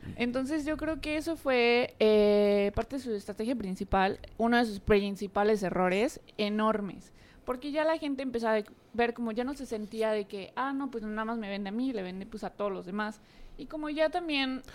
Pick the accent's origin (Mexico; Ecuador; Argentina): Mexico; aquí en México